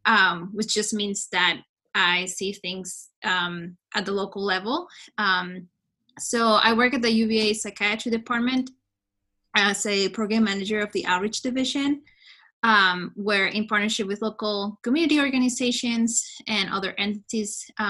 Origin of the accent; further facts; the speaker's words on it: Lima, Peru; moved away as an adult; also born or lived in Virginia; So I was born and raised in Lima, Peru. I immigrated from Lima at the age of 18 to go to college here in Virginia